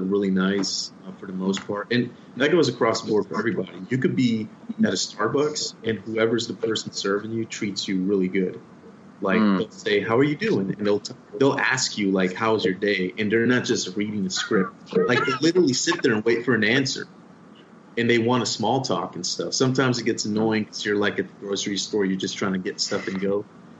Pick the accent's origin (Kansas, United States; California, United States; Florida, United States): Florida, United States; Miami; now in Austin, United States; I grew up in Miami.